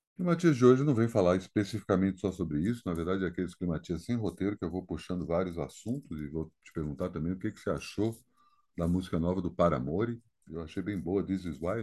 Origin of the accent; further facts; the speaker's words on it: Brasília, Federal District, Brazil; a minha cidade natal